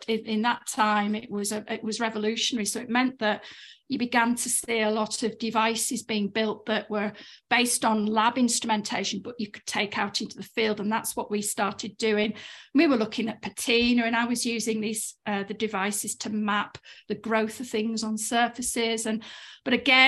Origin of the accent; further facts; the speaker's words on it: Cumbria, North West England, United Kingdom; moved away as an adult; also born or lived in Aberdeen; I grew up in Cumbria, in rural Cumbria